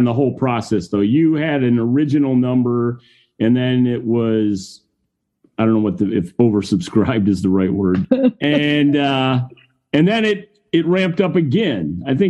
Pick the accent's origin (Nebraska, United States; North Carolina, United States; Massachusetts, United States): North Carolina, United States; my home state of North Carolina